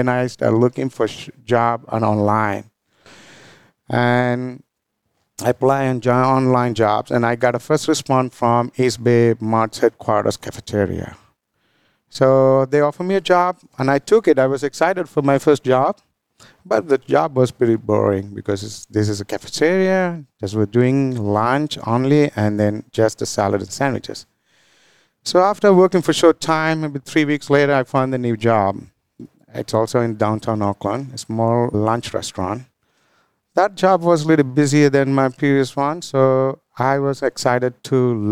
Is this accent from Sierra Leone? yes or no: no; Galle, Southern Province, Sri Lanka; moved away as an adult; now in United States; I was born and grew up in Sri Lanka